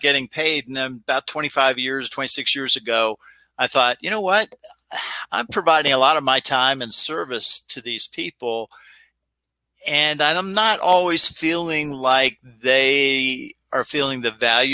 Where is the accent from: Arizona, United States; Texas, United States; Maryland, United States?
Maryland, United States; Chillum; I grew up in Chillum, Maryland. Hyattsville is the area people might know better.